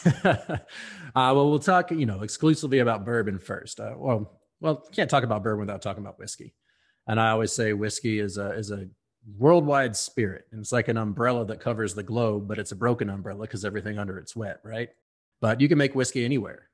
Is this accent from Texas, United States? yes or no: yes; Houston, Texas, United States; moved away as an adult; also born or lived in Kentucky; my hometown of Houston